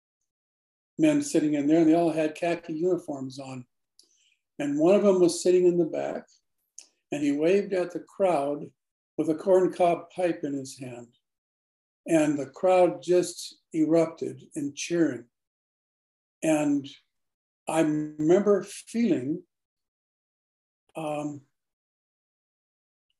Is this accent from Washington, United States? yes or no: yes; Auburn, Washington, United States; also born or lived in Seattle; I was born in Seattle, but my home was in Auburn, Washington.